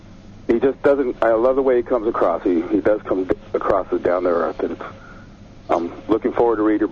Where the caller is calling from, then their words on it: San Diego, California, United States; from San Diego.